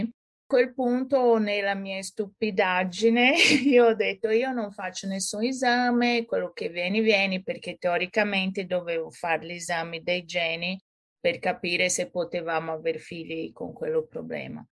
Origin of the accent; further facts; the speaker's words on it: São Paulo, Brazil; Italian is a second language; moved away as an adult; now in Florence, Italy; sono brasiliana e sono nata e cresciuta a San Paolo. Poi con 22 anni mi sono trasferita in Italia